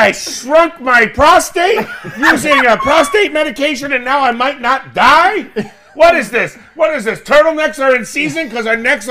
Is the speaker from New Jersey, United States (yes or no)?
yes; New Jersey, United States; I'm from New Jersey.